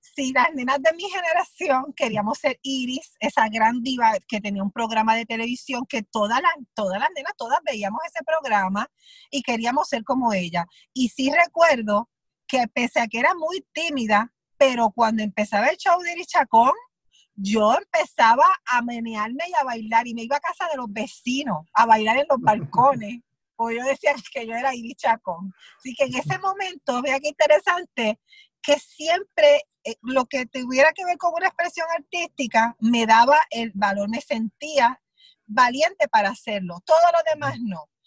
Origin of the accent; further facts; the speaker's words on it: southern Puerto Rico, Puerto Rico; yo pues soy del sur, de Puerto Rico